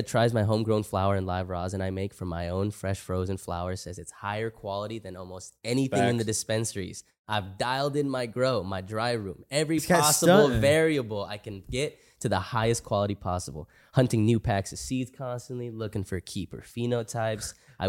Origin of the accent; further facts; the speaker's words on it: Oklahoma, United States; I'm from Oklahoma and I've been smoking for over a decade. Used to go to Colorado to get flower